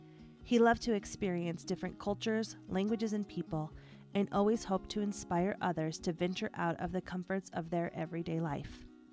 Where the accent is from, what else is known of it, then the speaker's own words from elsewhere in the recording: Colorado, United States; I had your typical childhood growing up in the Colorado suburbs, riding bikes with neighborhood friends, participating in all of the various peewee sports programs, arguing and teasing my sisters, and of course being taught that there is no other team than the Denver Broncos.